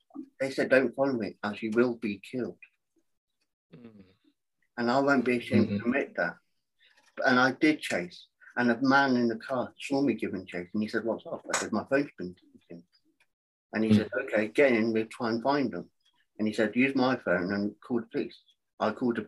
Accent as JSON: {"language": "English", "region": "England", "country": "United Kingdom", "moved": "yes", "lives_now": "United States", "said": "I'm from England. I'm now in America."}